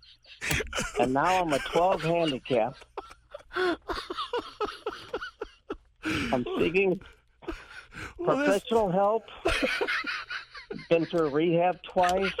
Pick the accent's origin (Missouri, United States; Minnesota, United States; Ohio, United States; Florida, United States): Missouri, United States; St. Louis; Right here in St. Louis.